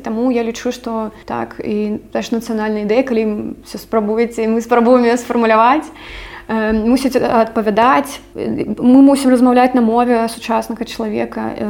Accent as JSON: {"language": "Belarusian", "country": "Belarus", "second_language": "Belarusian", "moved": "yes", "said": "я завжды ведала што я беларуска"}